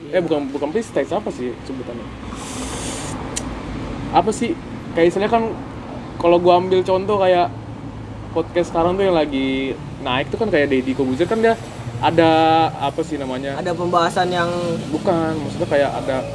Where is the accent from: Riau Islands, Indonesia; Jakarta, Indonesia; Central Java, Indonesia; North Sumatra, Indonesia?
Jakarta, Indonesia; West Jakarta; born there; gua lahir ya lahir gue di Jakarta